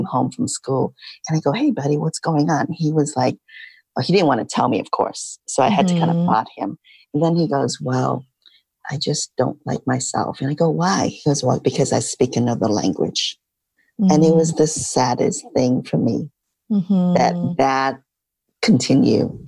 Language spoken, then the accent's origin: English; Midwest, United States; So I grew up in the Midwest, but my family came to the States when I was little. So I'm a Midwestern girl.